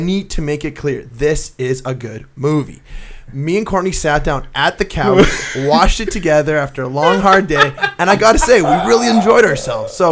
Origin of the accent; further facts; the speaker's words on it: Canada; we're Canadian